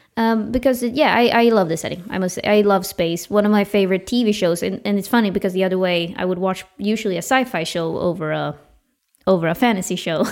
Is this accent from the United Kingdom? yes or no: no; Uppsala, Uppsala County, Sweden; my hometown, Uppsala